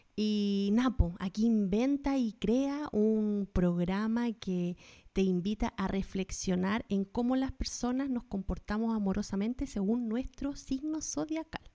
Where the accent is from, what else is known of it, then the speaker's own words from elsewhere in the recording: Chile; now in United States; las dos somos chilenas viviendo en Estados Unidos